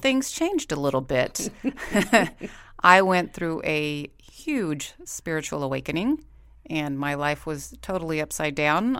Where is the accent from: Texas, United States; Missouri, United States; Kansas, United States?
Texas, United States; Corpus Christi; moved away as an adult; now in Saint George, United States; I am also from Corpus Christi, Texas